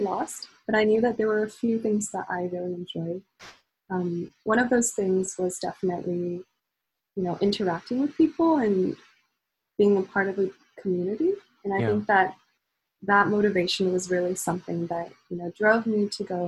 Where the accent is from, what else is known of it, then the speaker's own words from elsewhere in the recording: San Jose, California, United States; I was born in San Jose. I have lived in the Bay Area for most of my life